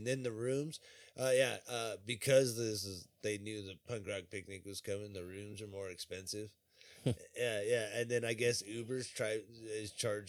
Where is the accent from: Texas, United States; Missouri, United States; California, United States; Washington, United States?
California, United States; Riverside; I grew up in Riverside. Good luck getting a cab.